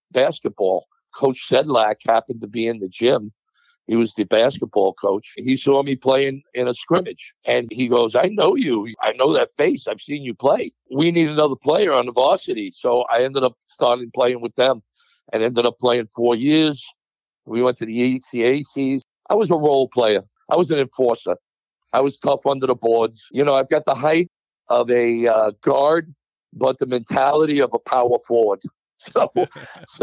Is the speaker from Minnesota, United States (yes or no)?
no; New York City, New York, United States; I grew up in Hollis, Queens.